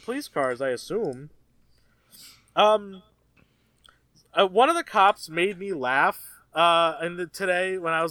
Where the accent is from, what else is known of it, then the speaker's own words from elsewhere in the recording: Cleveland, Ohio, United States; I grew up around Cleveland